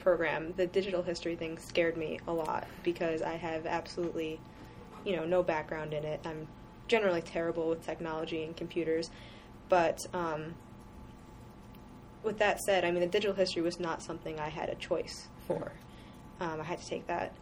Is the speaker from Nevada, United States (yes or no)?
no; Utica, New York, United States; also born or lived in Syracuse, New York; I grew up in Utica, New York, which is a central state, not down by the city or anything